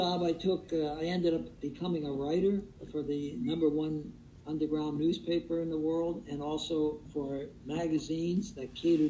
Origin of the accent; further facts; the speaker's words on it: Perth Amboy, New Jersey, United States; now in California, United States; my roots are in that Perth Amboy, and that is, in one sense, it's my hometown, but, you know, California is where I live.